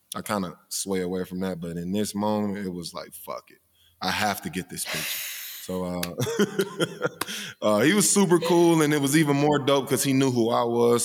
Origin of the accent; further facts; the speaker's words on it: Mobile, Alabama, United States; I'm from Mobile